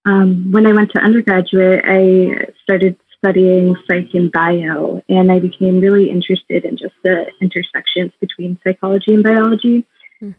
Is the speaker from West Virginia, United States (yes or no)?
yes; West Virginia, United States; I grew up in West Virginia, which is a predominantly red state.